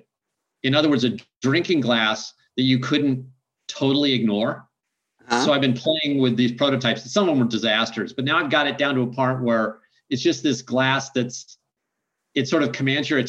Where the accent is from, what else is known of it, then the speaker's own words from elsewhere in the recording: Midwest, United States; I grew up in the Midwest where we have feedlots